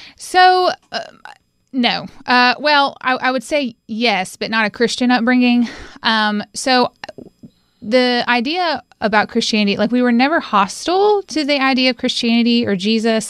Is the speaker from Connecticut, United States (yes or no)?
no; Winston-Salem, North Carolina, United States; also born or lived in Johnson City, Tennessee; now in Asheville, United States; I call Winston-Salem, North Carolina, my home